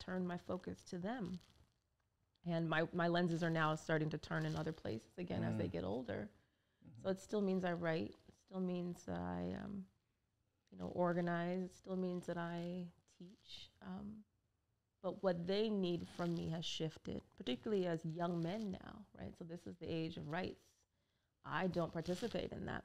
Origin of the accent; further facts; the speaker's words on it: Orange County, California, United States; moved away; I grew up in Orange County, California, where it was a cultural wasteland